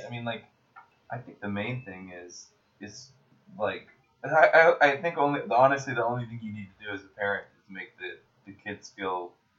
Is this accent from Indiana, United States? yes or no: no; Seattle, Washington, United States; a 7-year-old white child from Seattle